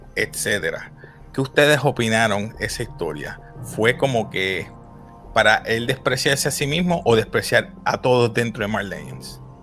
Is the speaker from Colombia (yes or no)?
no; Puerto Rico; como decimos puertorriqueño